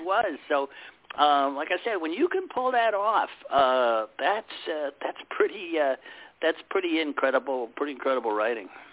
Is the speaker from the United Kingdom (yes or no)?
no; Cleveland, Ohio, United States; my hometown of Cleveland